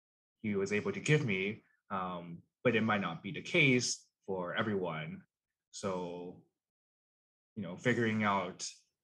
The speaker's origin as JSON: {"language": "English", "country": "China", "lives_now": "Canada", "said": "So I'm Chinese Canadian. I am an immigrant to Canada. My parents also immigrated to Canada."}